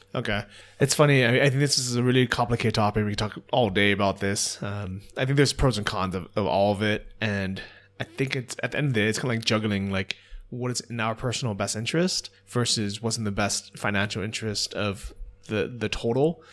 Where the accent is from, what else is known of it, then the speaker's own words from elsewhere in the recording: United States; moved away; as an American